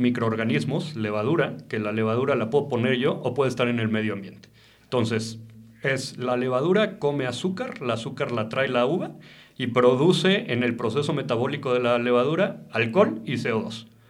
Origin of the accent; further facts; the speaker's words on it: Mexico; Yo soy enólogo mexicano y me encanta trabajar en una bodega en México